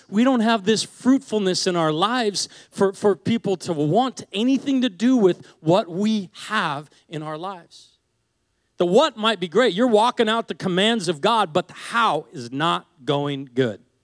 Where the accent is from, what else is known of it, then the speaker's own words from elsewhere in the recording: Seattle, Washington, United States; I grew up in Seattle